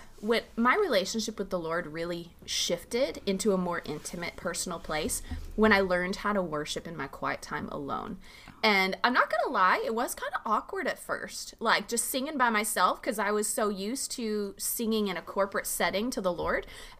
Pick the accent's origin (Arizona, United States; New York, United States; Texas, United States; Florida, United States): Arizona, United States; I grew up on the Tohono O'odham Indian Reservation in southern Arizona.